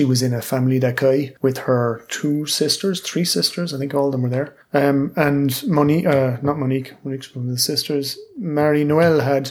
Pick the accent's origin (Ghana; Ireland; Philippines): Ireland; now in France; we were growing up in Ireland, 16, 17, 18